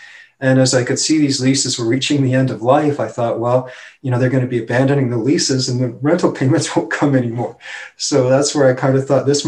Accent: Taber, Alberta, Canada; Tabor, which is my hometown.

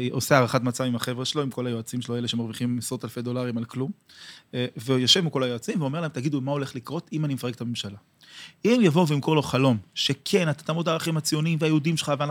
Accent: Or Yehuda, Central District, Israel; אני גדלתי באור יהודה בשפרינצק, כן.

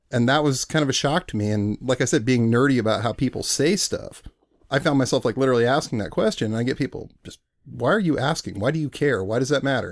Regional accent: Spokane, Washington, United States; moved away as an adult; also born or lived in Berkeley, California; now in Seattle, United States; I grew up in Spokane.

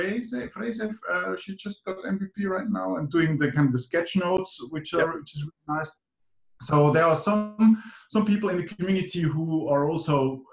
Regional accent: Zurich, Switzerland; also born or lived in Finland; I was born in Finland, grew up in Zurich, Switzerland. These are kind of my home bases where I'm based at, mainly working in Switzerland, living on the weekend in Finland.

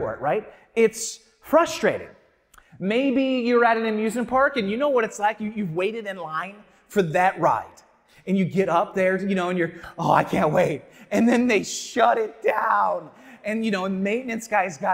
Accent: St. Louis, Missouri, United States; moved away; I am from St. Louis

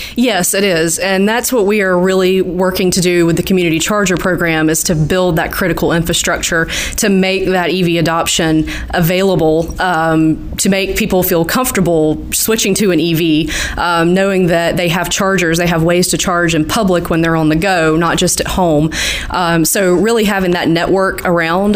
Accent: Southeast Georgia, United States; So I'm from the Southeast Georgia area. Um, so I was able to stay close to home when I went to college

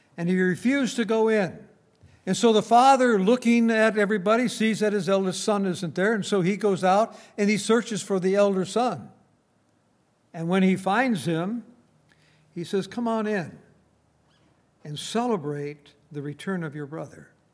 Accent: Saint Paul, Minnesota, United States; moved away; I was brought up in Saint Paul, Minnesota

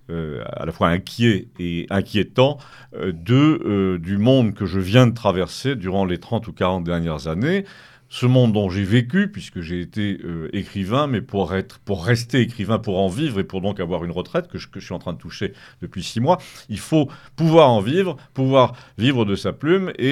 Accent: Auvergne-Rhône-Alpes, France; suis savoyard, savoisien, parce que savoisien c'est très politique.

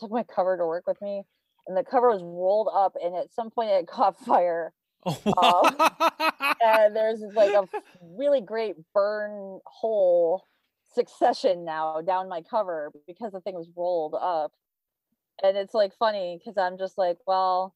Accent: Michigan, United States; now in Brooklyn, United States; I grew up in Michigan

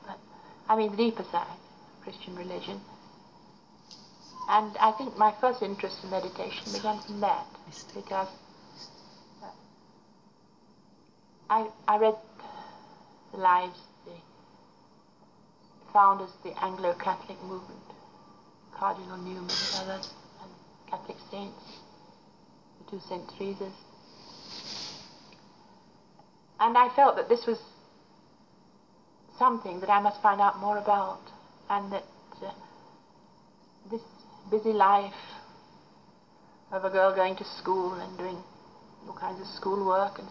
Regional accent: Derby, East Midlands, United Kingdom; moved away as an adult; also born or lived in Littleover / Oxford / India; now in Sikkim, India; I was born in Derbyshire, in Derby. And funnily enough, in a place called Monk Street. And after that, I lived in the countryside

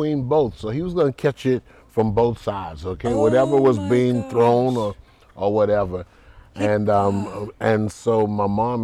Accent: Key West, Florida, United States; growing up in Key West was, it just always felt normal

